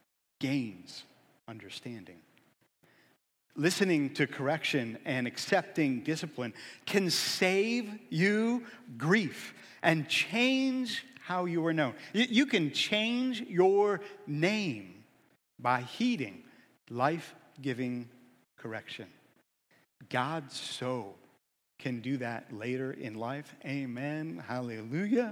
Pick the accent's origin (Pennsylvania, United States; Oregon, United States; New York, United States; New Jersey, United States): Pennsylvania, United States; Erie; I grew up in Erie